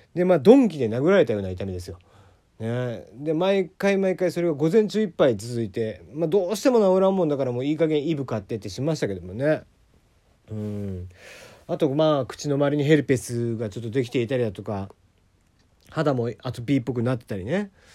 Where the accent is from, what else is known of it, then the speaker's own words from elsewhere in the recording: Kagoshima, Japan; 地元鹿児島